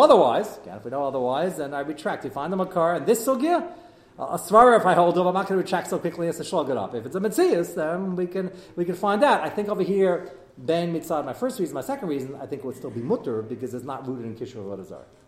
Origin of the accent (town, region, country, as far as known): United States